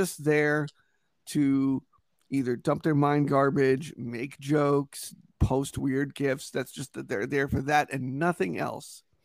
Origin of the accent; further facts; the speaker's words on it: Yonkers, New York, United States; moved away as an adult; now in Connecticut, United States; I'm from New York originally. Yonkers, that's where I grew up